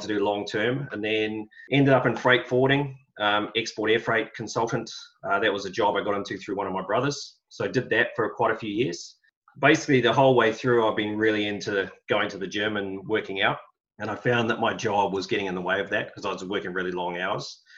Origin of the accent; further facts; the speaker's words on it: Auckland, New Zealand; moved away as an adult; also born or lived in Australia / United Kingdom; I grew up in Auckland, in the Epsom sort of Royal Oak area